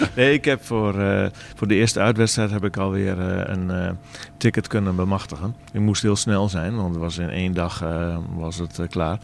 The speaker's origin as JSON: {"language": "Dutch", "region": "Groningen", "country": "Netherlands", "said": "ik als Groninger, Twente supporter"}